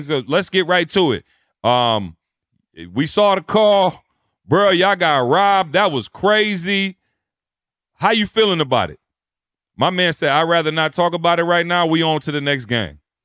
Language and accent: English; Detroit, Michigan, United States; also born or lived in Lansing, Michigan; I come from Detroit, Michigan, Lansing, Michigan